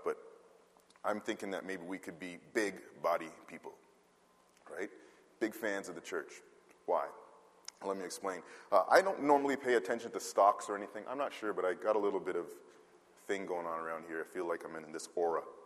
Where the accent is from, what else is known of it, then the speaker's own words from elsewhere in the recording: Canada; though I was born in Canada, my parents came from the West Indies